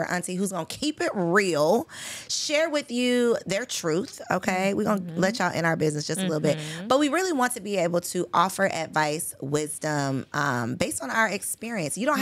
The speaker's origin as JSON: {"language": "English", "country": "Jamaica", "moved": "yes", "lives_now": "Atlanta, United States", "said": "I'm Jamaican."}